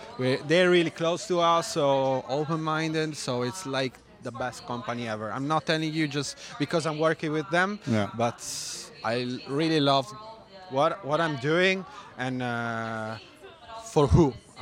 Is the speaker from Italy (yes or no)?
yes; Alessandria, Piedmont, Italy; English is a second language; So I'm coming from Italy, so Piemonte area, which is Alessandria, so really close to Barolo area, so 40 minutes car so from there.